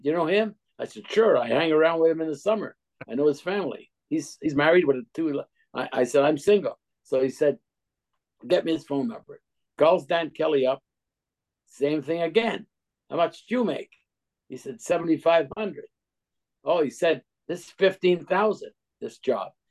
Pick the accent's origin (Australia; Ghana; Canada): Canada; Montreal, Quebec; moved away; I'm from Montreal